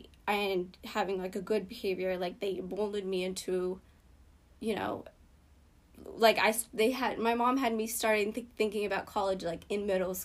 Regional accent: Boston, Massachusetts, United States; born or raised there; English is a second language; also born or lived in Ethiopia

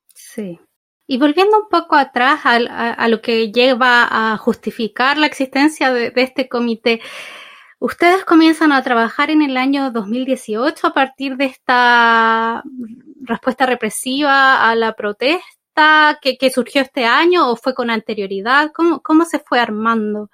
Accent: Chile; situadas en Chile el país de donde vengo

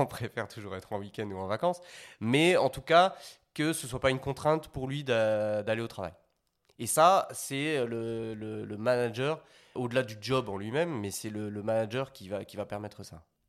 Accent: Belgium; moved away as an adult; now in Paris, France; je viens de Belgique à la base. J'avais fait mes études là-bas

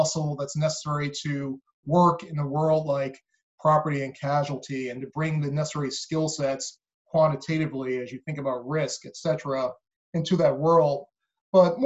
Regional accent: Baltimore, Maryland, United States; also born or lived in Philadelphia / New York; I grew up in Baltimore. That's where I live now and been here for many years

